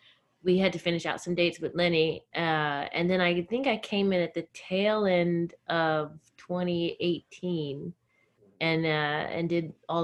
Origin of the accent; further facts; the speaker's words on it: Virginia, United States; also born or lived in Alabama / Tennessee / Florida; now in New York, United States; I was born in Virginia. I guess I grew up, I am a Southern girl. I spent a lot of time in Alabama, Virginia, mainly, but also Tennessee and Florida.